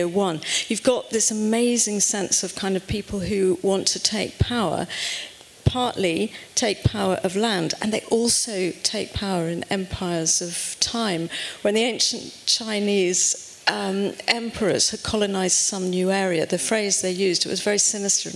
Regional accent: United Kingdom; you can tell from my accent that I come from over the pond

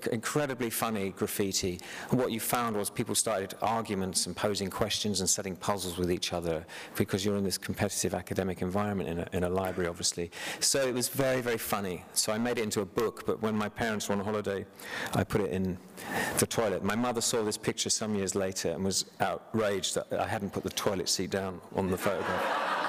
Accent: United Kingdom; being British

